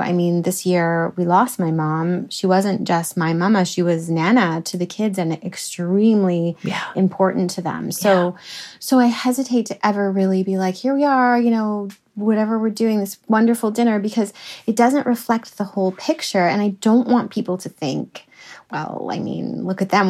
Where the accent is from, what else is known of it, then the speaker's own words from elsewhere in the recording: Canada; I'm Canadian and it comes from Canada